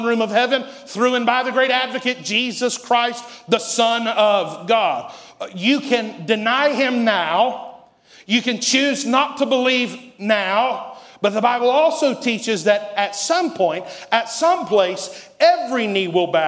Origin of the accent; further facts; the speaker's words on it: Asheville, North Carolina, United States; the day I was born right here in Asheville, North Carolina, in March of 1990 in the old Mission Hospital.